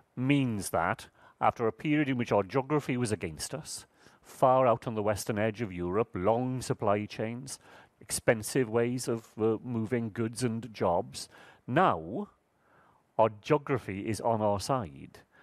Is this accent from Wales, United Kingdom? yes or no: yes; Wales, United Kingdom; happen to be born in Wales